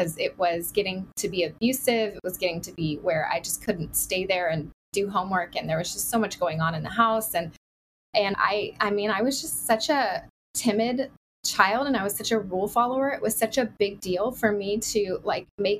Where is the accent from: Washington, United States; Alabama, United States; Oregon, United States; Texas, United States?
Oregon, United States; also born or lived in California; now in Southeast Florida, United States; I grew up in Oregon and spent 10 years in California